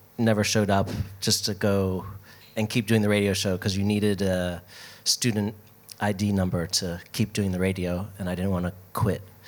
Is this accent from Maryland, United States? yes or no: yes; Baltimore, Maryland, United States; moved away; also born or lived in New York; I'm from Baltimore originally. So when I moved to New York